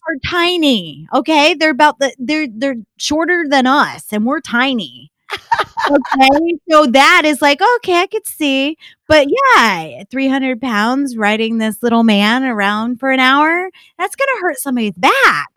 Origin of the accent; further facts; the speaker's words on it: upstate New York, United States; I grew up in upstate New York